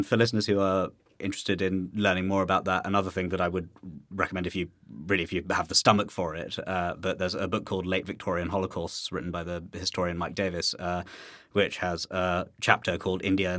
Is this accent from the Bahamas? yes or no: no; United Kingdom; you and I are both second-generation immigrants. We're British people, although we haven't sort of abandoned our Asian-ness